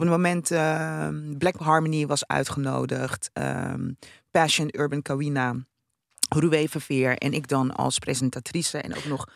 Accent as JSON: {"language": "Dutch", "country": "Netherlands", "tie": "born or raised there", "also_born_or_lived": "Rotterdam", "said": "ik ben een Nederlandse, want ik ben hier geboren."}